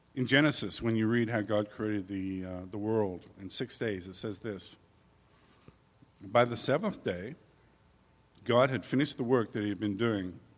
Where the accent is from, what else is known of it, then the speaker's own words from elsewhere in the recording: England, United Kingdom; moved away as an adult; also born or lived in New York; now in United States; as an Englishman